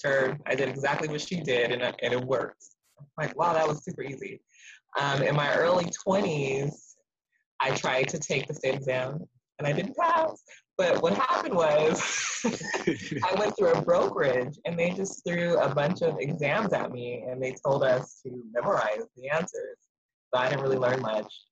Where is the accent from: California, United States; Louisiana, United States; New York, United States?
California, United States; Azusa; also born or lived in Compton, California; now in Ontario, United States; I pretty much grew up in Azusa, which is in San Gabriel Valley, out in that area. And then I've been in Ontario ever since